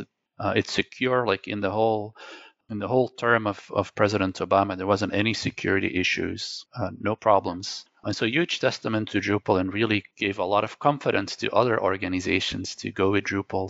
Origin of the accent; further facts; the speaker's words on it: Belgium; first language Dutch; English is a second language; I was born in Belgium, as I mentioned, so my native language is Dutch, my second language is French, and actually my third language is English